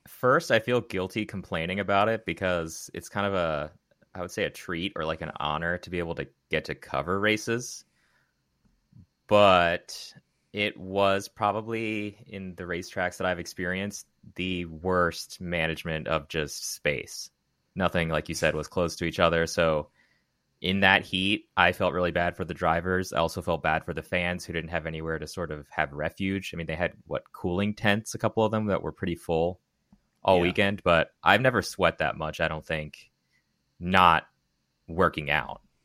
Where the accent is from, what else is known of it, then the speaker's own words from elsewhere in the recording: Maryland, United States; Where I grew up in Maryland.